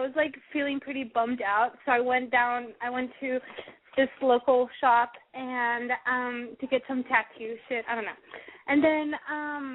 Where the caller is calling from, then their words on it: San Francisco, California, United States; I'm 19 and I'm calling from San Francisco.